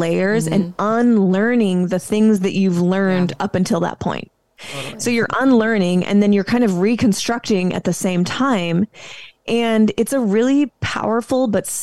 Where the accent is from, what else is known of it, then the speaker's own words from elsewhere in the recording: Spokane, Washington, United States; moved away as an adult; I actually moved back to my hometown, Spokane, Washington